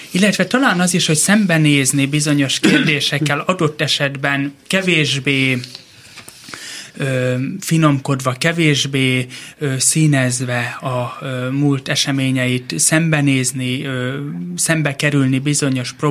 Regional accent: Pécs, Baranya, Hungary; born there; Pécset születtünk, de tulajdonképp csak megszülettünk ott, mivel koraszülöttek

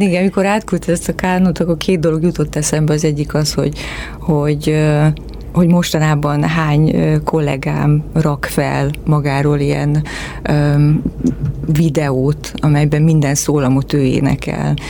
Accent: Miskolc, Borsod-Abaúj-Zemplén, Hungary; moved away; én Miskolcon nőttem fel

